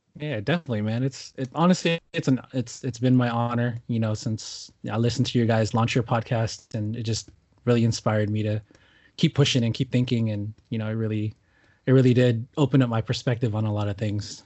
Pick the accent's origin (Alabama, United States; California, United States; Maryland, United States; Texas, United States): California, United States; Newark; now in Southern California, United States; I grew up in Newark